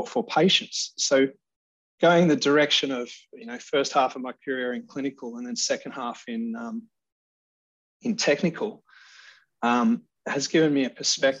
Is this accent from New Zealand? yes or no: no; Australia; moved away as an adult; now in United Kingdom; I'm from Australia. But I've worked most of my career in the UK